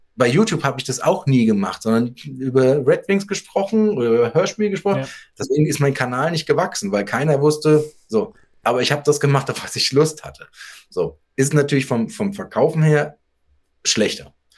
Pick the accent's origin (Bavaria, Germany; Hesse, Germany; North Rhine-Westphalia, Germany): Hesse, Germany; Darmstadt; ich bin so wie die Lilien aus Darmstadt, wo ich herkomme